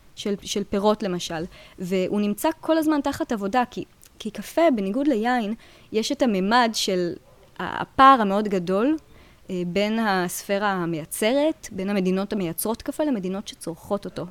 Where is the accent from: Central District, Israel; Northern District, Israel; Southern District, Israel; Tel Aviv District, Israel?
Tel Aviv District, Israel; Tel Aviv; moved away as an adult; also born or lived in Jerusalem; now in Paris, France; אני במקור תל אביבית